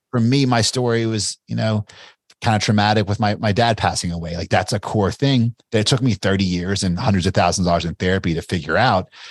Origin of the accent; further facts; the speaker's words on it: Bardstown, Kentucky, United States; I'm a small town kid from Bardstown, Kentucky